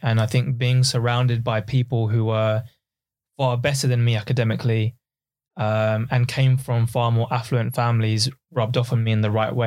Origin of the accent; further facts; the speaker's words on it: Essex, East of England, United Kingdom; also born or lived in East London; I was originally from East London and, um, once I was, uh, in my sort of early childhood, my dad realized that actually if we move out just outside of London to Essex